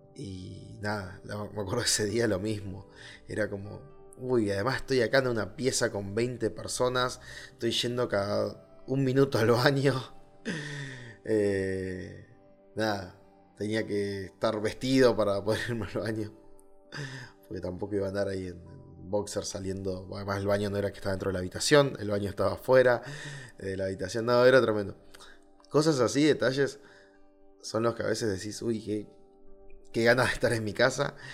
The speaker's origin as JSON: {"language": "Spanish", "country": "Argentina", "tie": "born or raised there", "said": "Punta Arenas, que es una ciudad que está muy cerca de, mi ciudad natal. O sea, del lado de Chile a 200 kilómetros está 300 kilómetros más o menos está mi ciudad en Argentina"}